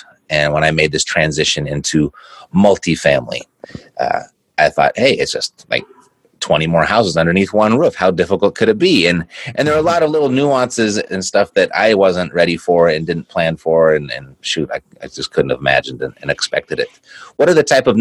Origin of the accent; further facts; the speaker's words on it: Los Angeles, California, United States; moved away as an adult; now in Las Vegas, United States; I'm born and raised in Southern California, primarily Los Angeles, and I just moved to Las Vegas.